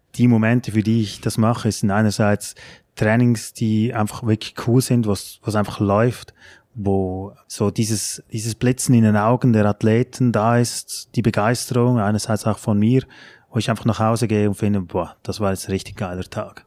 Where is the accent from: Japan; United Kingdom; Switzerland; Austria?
Switzerland; moved away as an adult; now in Germany; bei uns in der Schweiz